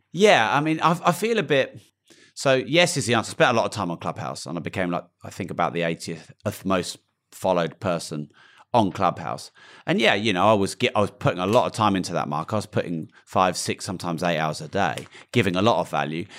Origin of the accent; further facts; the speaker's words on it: United Kingdom; I'm British